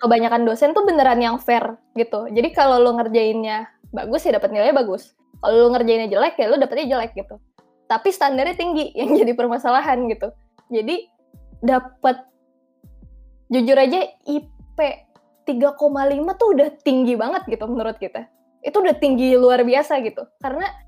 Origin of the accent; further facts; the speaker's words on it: Jakarta, Indonesia; moved away as an adult; now in Bandung, Indonesia; gue anak Jakarta